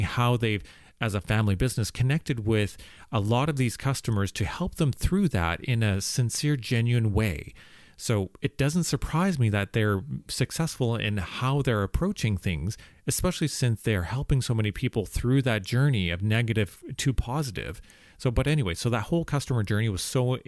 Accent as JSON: {"language": "English", "town": "Calgary", "region": "Alberta", "country": "Canada", "said": "I'm from Calgary as well"}